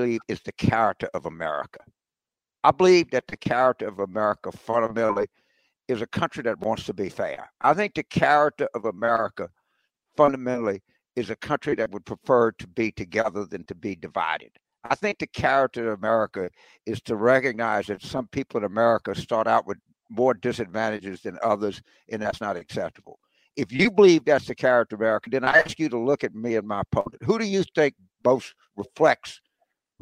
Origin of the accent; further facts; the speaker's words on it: Carville, Louisiana, United States; also born or lived in Fort Benning, Georgia; I was born in Fort Benning because my daddy was in the Army at the time, but my granddad came, picked my mother and I up after I was like 4 days old and took me back to Louisiana